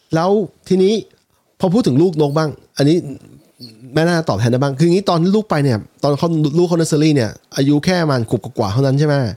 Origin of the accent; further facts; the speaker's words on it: Thailand; พวกเราคนไทย